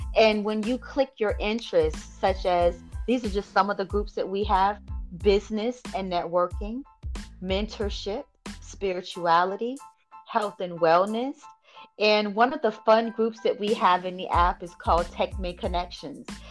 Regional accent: Bamberg, South Carolina, United States; now in Georgia, United States; I am originally from South Carolina. I'm currently living in Georgia

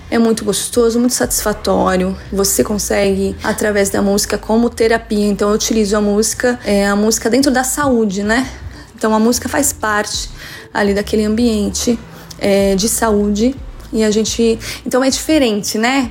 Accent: Santo André, São Paulo, Brazil; now in São Paulo coast, Brazil; sou de Santo André, mas moro no litoral de São Paulo já há algum tempo

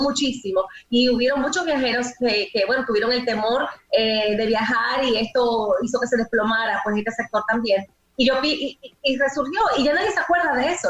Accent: Dominican Republic; nosotros como dominicanos

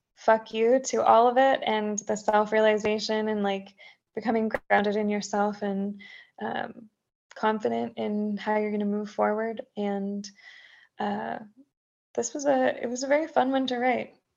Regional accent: Texas, United States; now in Tennessee, United States; I'm a Texan through and through

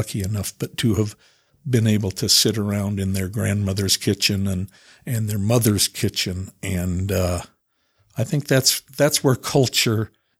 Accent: Salt Lake City, Utah, United States; also born or lived in Price, Utah; I was born in Price, Utah. My dad was a coach there for 3 years. He was a teacher. So one of the years he was there teaching, I was born.

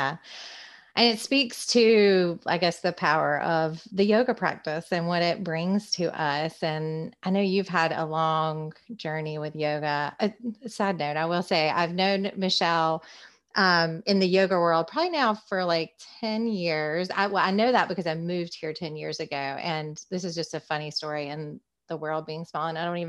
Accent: Concord, United States; now in Wilmington, United States; I said I was from Concord.

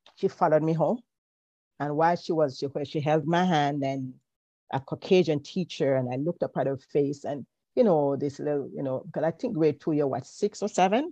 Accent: Kingston, Jamaica; born or raised there

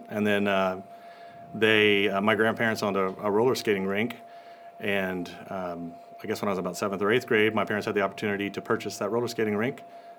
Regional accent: near Lake Charles, Louisiana, United States; moved away as an adult; also born or lived in Catalina Island, California; now in California, United States; I grew up in a little town just outside of Lake Charles, Louisiana.

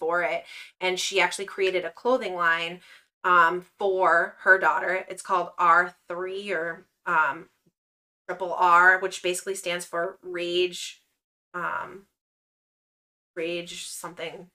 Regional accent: Massachusetts, United States; we're from Massachusetts

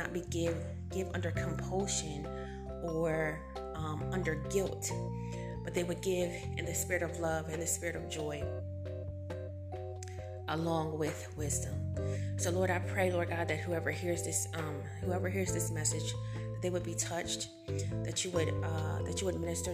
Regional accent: United States; we are Americans

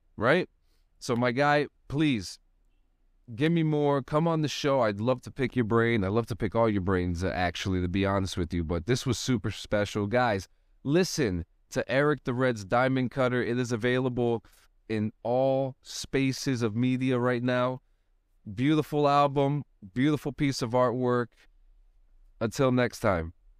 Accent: Union City, New Jersey, United States; moved away as an adult; I grew up in Union City myself I grew up there for a long long time and I didn't even get out of there until I didn't even get out of Hudson County until in my 20s

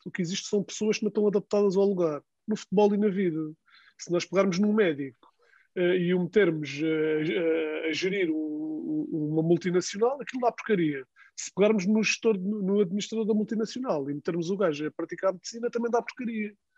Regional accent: Algarve, Portugal; sou do Algarve

